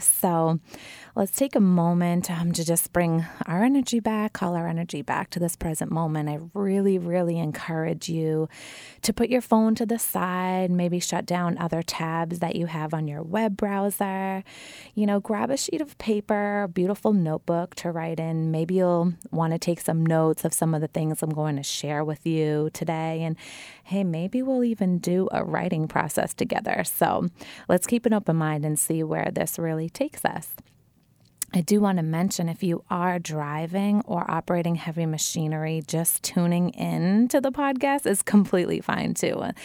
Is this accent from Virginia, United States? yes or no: no; Wilmington, Massachusetts, United States; I grew up in a family-oriented, very happy neighborhood in Wilmington, Massachusetts, my hometown